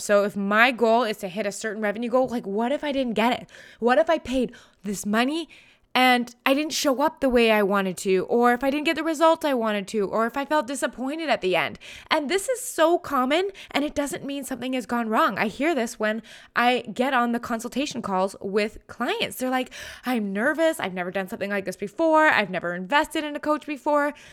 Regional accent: Canada; I'm a Canadian.

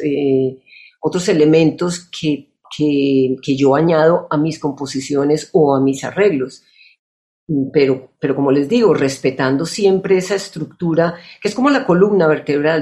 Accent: Colombia; moved away as an adult; also born or lived in United States; desde los 18 años, salí de Colombia

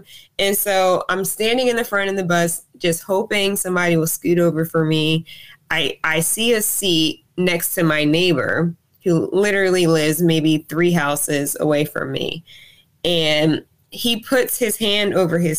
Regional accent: Robbinsville, New Jersey, United States; also born or lived in Trenton, New Jersey / Alabama; I was born and raised in New Jersey, but Alabama is definitely home to me, or is home to me.

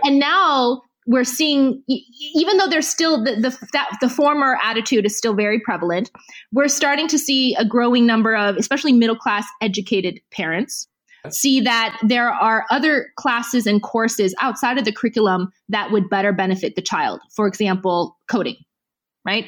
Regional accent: United States; I grew up in the U.S.

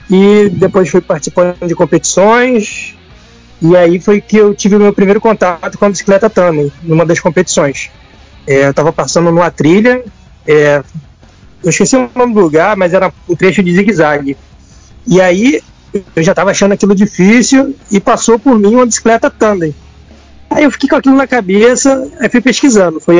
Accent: Rio de Janeiro, Brazil; sou aqui do Rio.

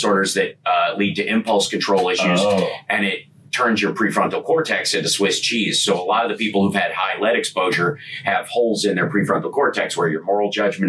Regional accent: Kentucky, United States; And since I grew up in Kentucky, there were a lot of those kids.

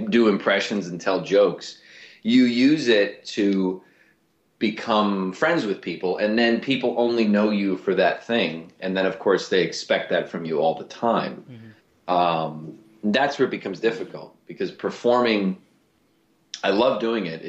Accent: Cleveland, Ohio, United States; I'm from Cleveland

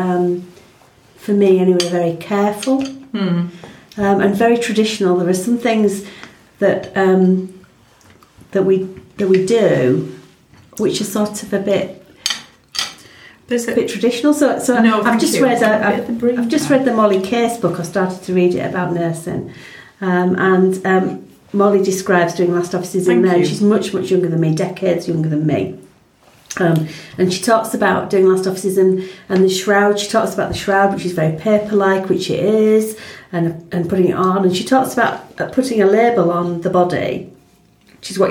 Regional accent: Yorkshire and the Humber, United Kingdom; as a Yorkshire woman

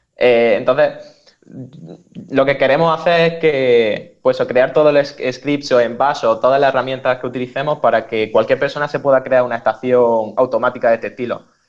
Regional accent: Almería, Andalusia, Spain; moved away; yo soy de Almería y vengo del hacklab Almería

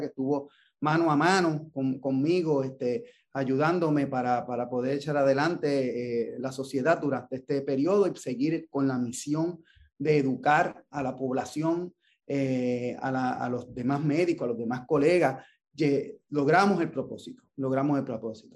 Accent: Ponce, Puerto Rico; yo soy de Ponce.

